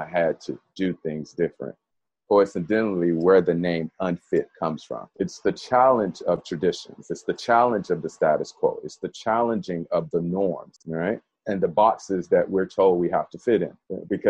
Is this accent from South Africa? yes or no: no; Birmingham, Alabama, United States; moved away; It was a weird feeling growing up in Birmingham, because it was all I knew